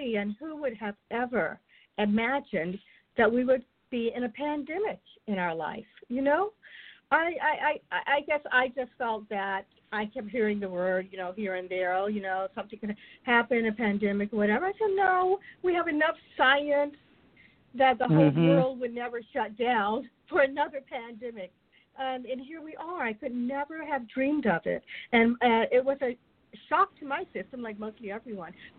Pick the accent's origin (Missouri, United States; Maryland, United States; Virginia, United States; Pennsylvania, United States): Virginia, United States; Alexandria; also born or lived in South Carolina; now in San Diego, United States; I was born in South Carolina, but I grew up in Alexandria, Virginia